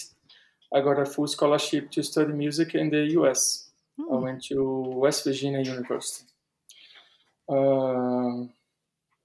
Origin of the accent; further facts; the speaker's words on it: Recife, Pernambuco, Brazil; English is a second language; moved away as an adult; now in São Paulo, Brazil; the neighborhood I used to live in Recife